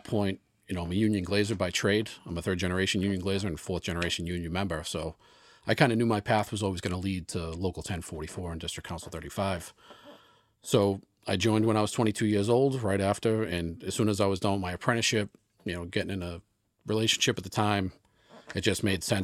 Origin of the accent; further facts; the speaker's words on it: Boston, Massachusetts, United States; now in Rockport, United States; I grew up in South Boston